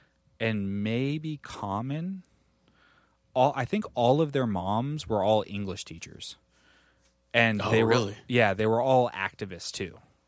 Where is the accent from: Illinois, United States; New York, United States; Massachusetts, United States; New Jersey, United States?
New York, United States; Well, so like for me growing up, like, and I have two older siblings. I'm from New York. My dad was really into hip-hop.